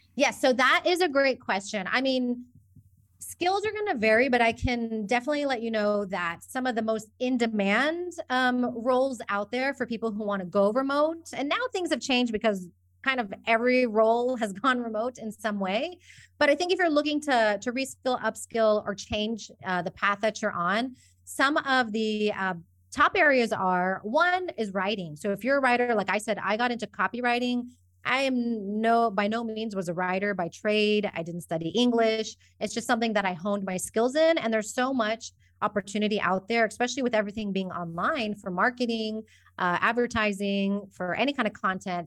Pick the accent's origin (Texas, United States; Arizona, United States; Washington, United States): Texas, United States; Houston; moved away as an adult; now in Spain; I'm originally from Houston, Texas, but, uh, my mom's from Colombia, my dad's from Iran, And I spent most of my time growing up and living in the U S.